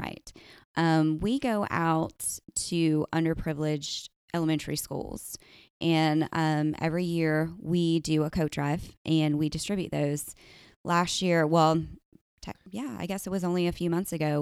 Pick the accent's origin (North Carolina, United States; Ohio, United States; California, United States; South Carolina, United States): South Carolina, United States; Goose Creek; also born or lived in Charleston; Locally, I grew up in Goose Creek